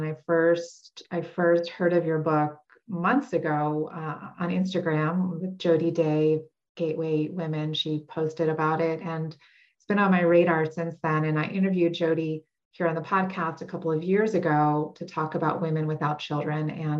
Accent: New York City, New York, United States; I'm from New York City. I love it. It is a special place.

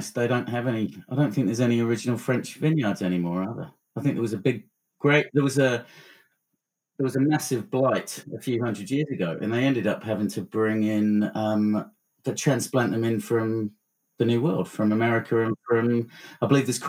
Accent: Blackpool, North West England, United Kingdom; I was born in Blackpool, and my dad was from Blackburn

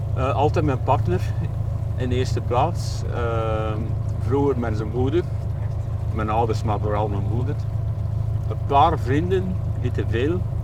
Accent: Hamme, Flanders, Belgium; ik ben het boertje uit Ammen

